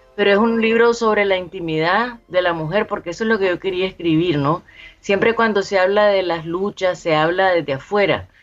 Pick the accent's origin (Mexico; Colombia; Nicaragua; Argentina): Nicaragua